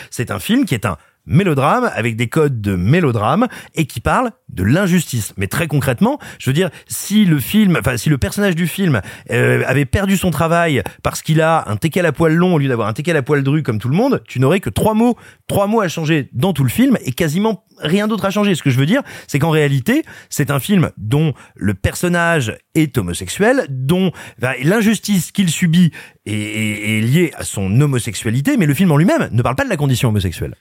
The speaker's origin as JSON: {"language": "French", "country": "France"}